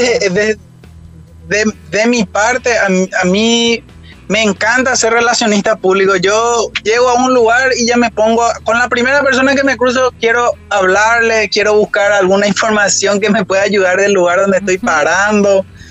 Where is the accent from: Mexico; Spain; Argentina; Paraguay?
Paraguay; moved away